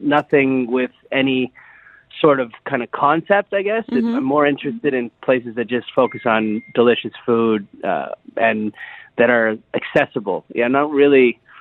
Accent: Calgary, Alberta, Canada; now in Dubai, United Arab Emirates; I grew up in Calgary, Alberta, Canada.

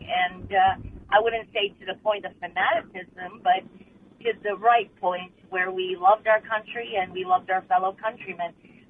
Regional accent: Chicago, Illinois, United States; I came from parents who came during the Reagan administration. I was born in Chicago. Mm-hmm. Basically they, you know, I was brought up in Chicago conservative.

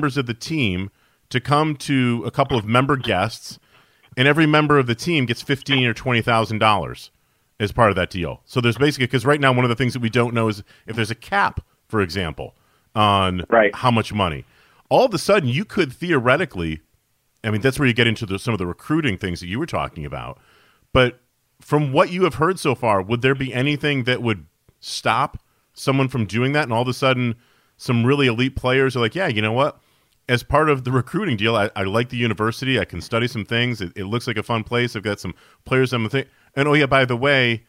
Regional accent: Syracuse, New York, United States; I grew up in Syracuse, New York

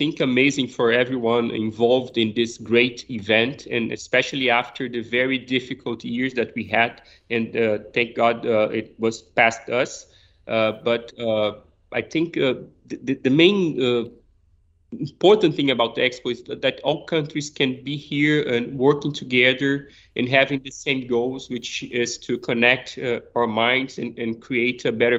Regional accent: Brazil; moved away; We grew up playing football

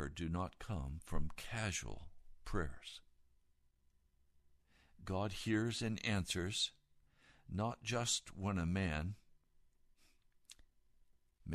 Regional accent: United States; also born or lived in Occoquan River, Virginia

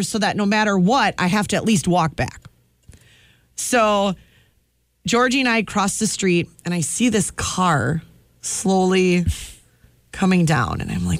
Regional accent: Milwaukee, Wisconsin, United States; moved away; Growing up in Milwaukee, we never saw sandhill cranes, correct?

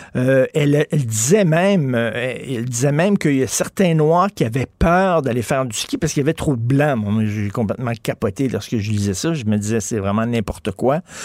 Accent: Montreal, Quebec, Canada; j'ai grandi à Verdun

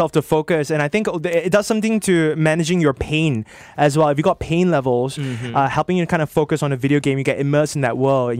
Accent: Singapore; I'm from Singapore.

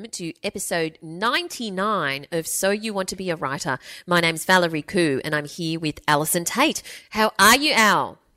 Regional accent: United Kingdom; accent: English; now in Qatar; I'm British, so you've got several corners of the world covered. The funny thing is that being such an avid listener and working my way through the back catalogue too, my English accent now has a very slight Aussie twang

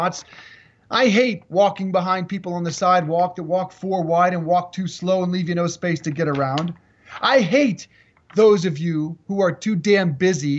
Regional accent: Colorado, United States; moved away; I'm in Colorado, in my home state this morning

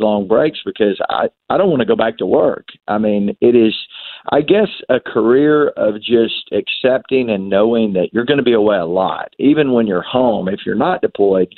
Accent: the South, United States; Southern Roots, which tells a story of growing up in the South.

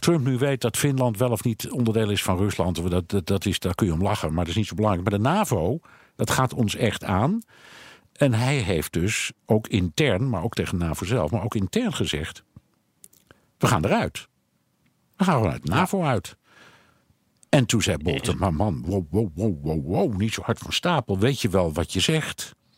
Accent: Netherlands; moved away as an adult; now in United States; ik kom uit Nederland

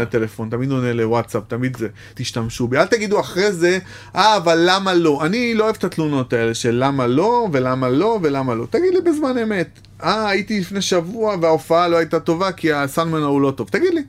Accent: Bat Yam, Tel Aviv District, Israel; also born or lived in Jaffa; נולדתי ביפו, גדלתי בבת ים

